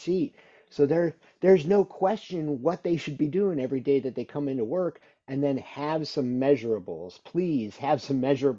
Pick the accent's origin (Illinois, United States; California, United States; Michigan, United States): Illinois, United States; moved away; I grew up in Illinois.